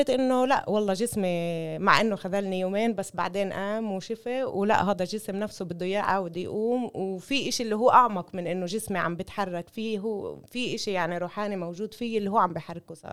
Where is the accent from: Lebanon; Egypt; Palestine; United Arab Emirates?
Palestine; بنفعش تكون كامله بدون ما نكون كلياتنا كفلسطينيه